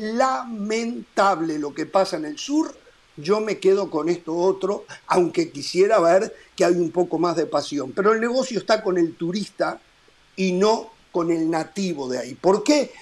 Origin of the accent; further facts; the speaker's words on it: Uruguay; como uruguayo